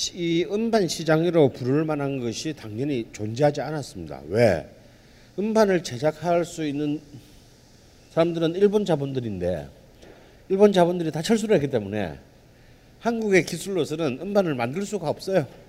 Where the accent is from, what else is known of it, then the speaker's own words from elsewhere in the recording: Busan, South Korea; 본의 아니게 제 고향이 부산이 됐습니다.